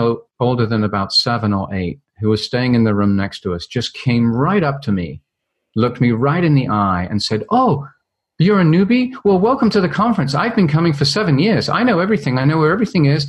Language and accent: English; London, United Kingdom; I grew up in London, England, and went to a very traditional